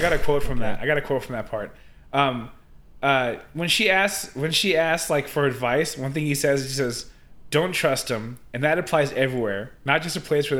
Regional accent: California, United States; I'm from California.

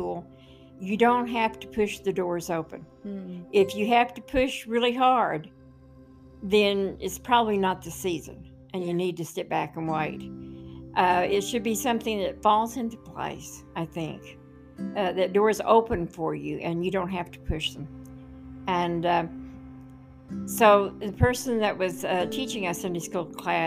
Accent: Oklahoma City, Oklahoma, United States; I was growing up in South Oklahoma City, and my parents never went to church

